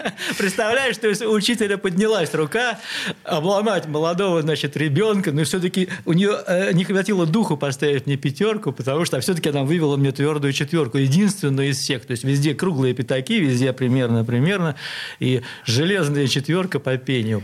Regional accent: Saint Petersburg, Russia; Я родился на Малой Охте, где сейчас метро Новочеркасская

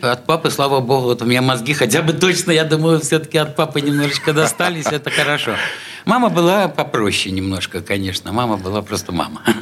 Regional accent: Saint Petersburg, Russia; я родился как бы вот в самом, что ни на есть Петербурге, в самом, что ни на есть центре

